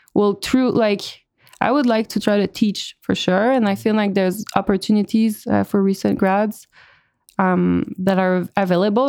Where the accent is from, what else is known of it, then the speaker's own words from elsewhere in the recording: Montreal, Quebec, Canada; moved away as an adult; now in Austin, United States; I'm from Montreal initially, Uh, but I'm now based in Austin, Texas